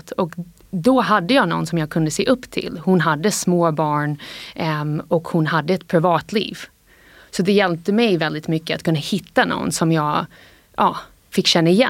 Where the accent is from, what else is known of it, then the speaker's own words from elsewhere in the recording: United States; Swedish is a second language; när jag var barn och uppvuxen ja, nästan helt i USA då, så ehm, har jag alltid tänkt att jag var liksom 50 svensk och det här har varit en stolthet för mig.